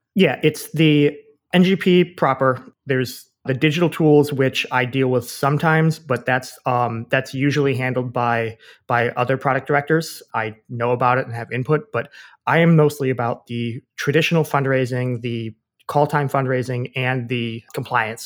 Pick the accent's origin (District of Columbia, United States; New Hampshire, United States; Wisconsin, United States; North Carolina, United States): Wisconsin, United States; moved away as an adult; also born or lived in Washington, D.C.; I grew up in Wisconsin